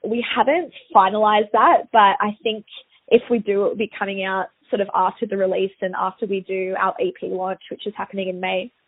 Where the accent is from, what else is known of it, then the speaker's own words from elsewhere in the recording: Sydney, New South Wales, Australia; back in my hometown